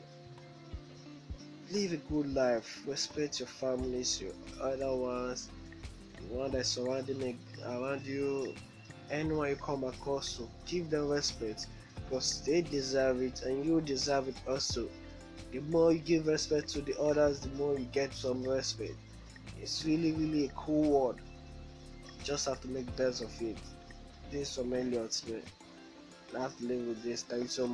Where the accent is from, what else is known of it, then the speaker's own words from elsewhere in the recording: Benin City, Edo, Nigeria; I'm from Nigeria, from Benin City.